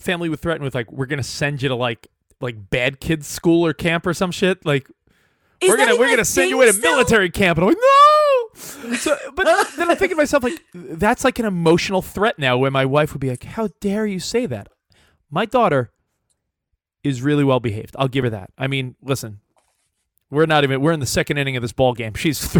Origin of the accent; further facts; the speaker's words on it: New York, United States; now in Los Angeles, United States; I live in LA now, but I grew up in New York with loud people, all my friends and family.